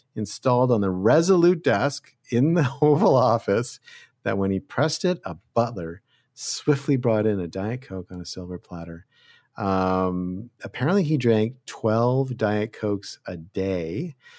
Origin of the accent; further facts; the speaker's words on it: Canada; now in United States; I'm from Canada